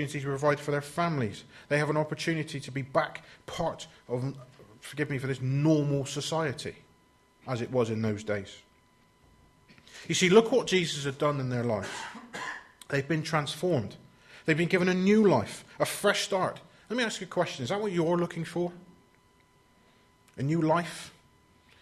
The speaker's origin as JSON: {"language": "English", "country": "United Kingdom", "said": "we're British"}